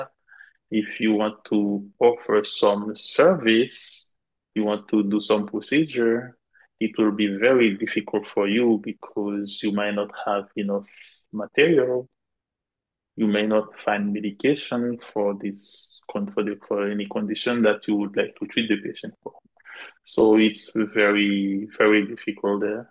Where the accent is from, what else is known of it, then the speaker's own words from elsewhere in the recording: Gonaïves, Artibonite, Haiti; moved away; I am from Gonaive.